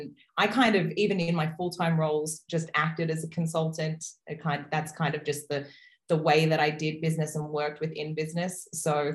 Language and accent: English; Brisbane, Queensland, Australia; I am a woman from Brisbane, Australia